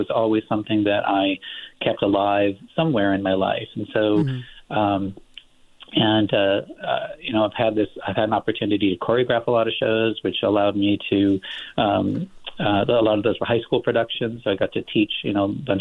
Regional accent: Los Angeles, California, United States; moved away as an adult; also born or lived in Texas / Massachusetts / Midwest; born and raised in Los Angeles in the San Fernando Valley

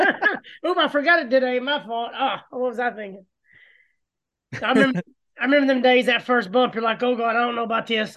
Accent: Gadsden, Alabama, United States; me being from Gadsden

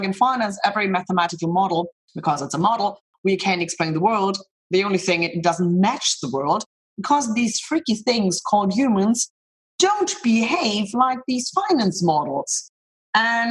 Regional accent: Munich, Bavaria, Germany; moved away as an adult; also born or lived in Boston / Zurich; I'm born and raised in Munich

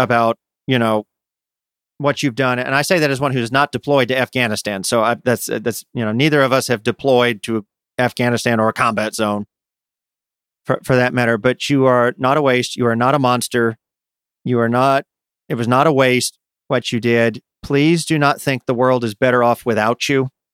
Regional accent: United States; I say this as an American

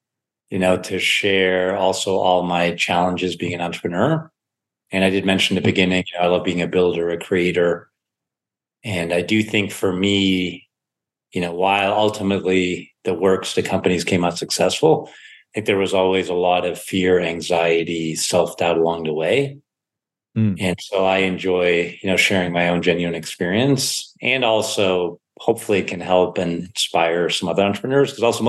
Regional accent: Germany; I was growing up in Germany and went to a Waldorf school

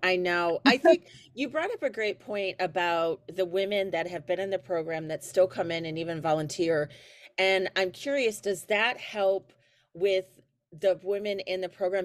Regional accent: Elkhart, Indiana, United States; my hometown of Elkhart, Indiana

